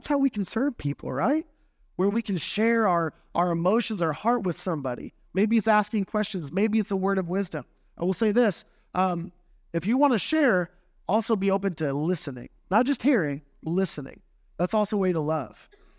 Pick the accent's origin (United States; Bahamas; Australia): United States; Texas; You know, I grew up in South Texas, 90, probably 100%, 90% Catholic and Roman Catholic.